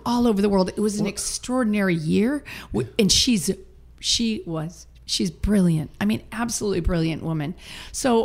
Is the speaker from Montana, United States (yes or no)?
no; Massachusetts, United States; moved away as an adult; also born or lived in Boston; now in California, United States; I grew up in Massachusetts